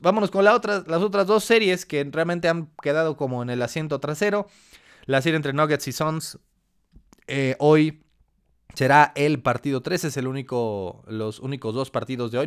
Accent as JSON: {"language": "Spanish", "country": "Mexico", "said": "como mexicanos"}